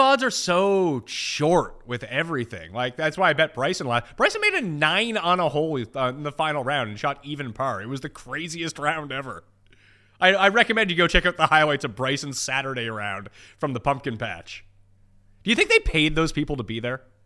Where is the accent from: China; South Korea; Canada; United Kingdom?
Canada; I'm Canadian